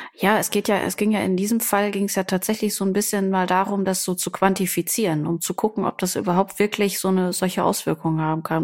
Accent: Germany; bei uns in Deutschland

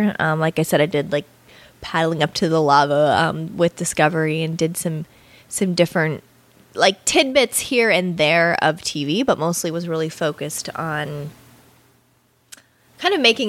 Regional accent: Bali, Indonesia; I grew up in Bali, yeah, a lot.

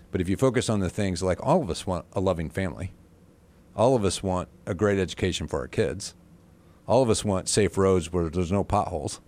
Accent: Butler, Indiana, United States; also born or lived in Valparaiso, Indiana / Fort Wayne, Indiana; I'm from Butler, Indiana

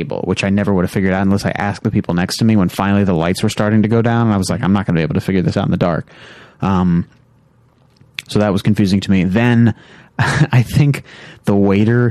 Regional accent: Southeast, United States; moved away; being from the Southeast

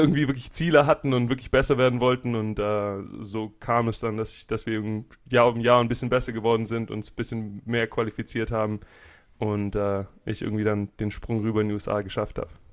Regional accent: Germany; moved away; also born or lived in Florida; ich komme aus Deutschland

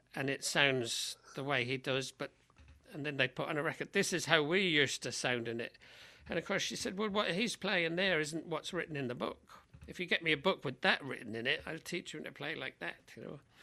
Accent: London, United Kingdom; now in Portland, United States; I grew up in London, um, and my parents were both

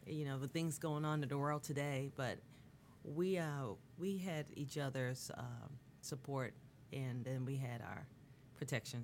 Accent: Bermuda; now in United States; I'm from Bermuda originally, okay. so my family in Bermuda

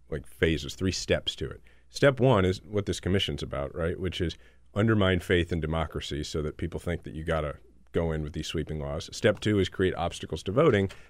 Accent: Kansas City, Missouri, United States; I'm from Kansas

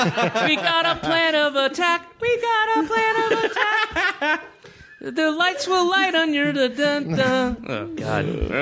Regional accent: the South, United States; I grew up in the South, and he is the epitome of that kind of white Baptist kind of like, his voice is like this.

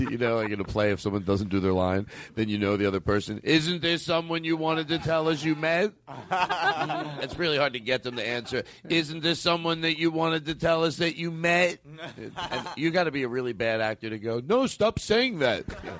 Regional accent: Alabama, United States; I'm from Alabama.

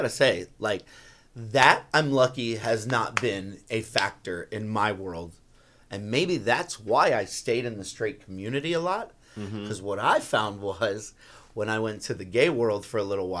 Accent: South Florida, United States; we grew up in South Florida

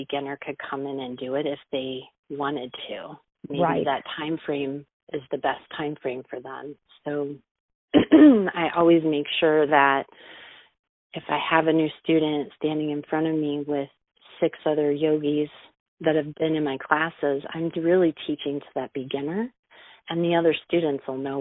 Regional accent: Moline, Illinois, United States; also born or lived in Arizona; Born and raised in Moline

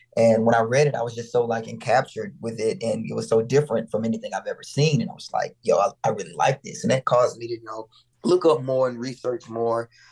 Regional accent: Mississippi, United States; now in Atlanta, United States; I'm actually from Mississippi, but I've been in Atlanta for a long time

